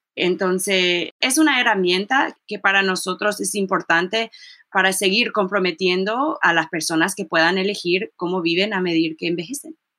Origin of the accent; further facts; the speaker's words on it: College Park, Maryland, United States; Y yo crecí en College Park, Maryland